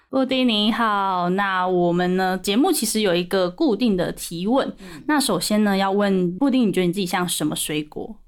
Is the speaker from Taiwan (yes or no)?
yes; Changhua County, Taiwan; moved away; 我现在没有住家里，嗯，我是嗯，嗯。彰化人，所以很少回家